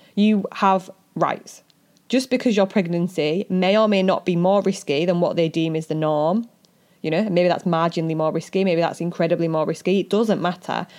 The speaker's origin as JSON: {"language": "English", "country": "United Kingdom", "said": "we're British"}